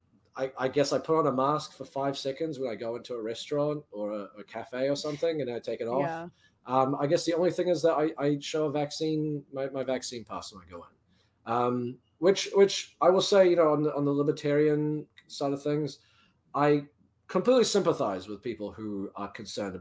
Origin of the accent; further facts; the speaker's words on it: New Zealand; now in United States; I'm from New Zealand. I spent a bit of time back home last year.